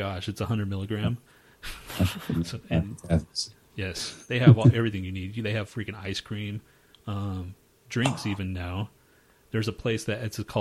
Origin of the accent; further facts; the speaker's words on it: Texas, United States; now in Colorado, United States; We're from Texas